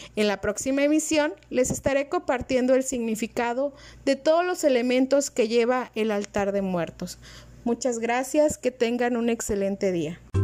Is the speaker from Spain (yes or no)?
no; Totonacapan region, Veracruz, Mexico; En nuestra región, esta celebración inicia el 18 de octubre